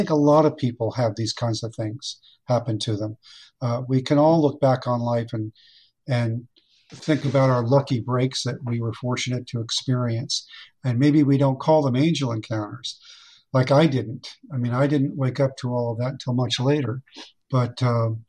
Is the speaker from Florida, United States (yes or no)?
yes; Fort Lauderdale, Florida, United States; when I was a young boy growing up in Fort Lauderdale